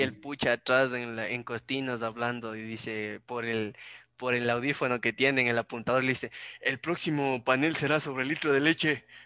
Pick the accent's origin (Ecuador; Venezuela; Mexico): Ecuador; para mí como ecuatoriano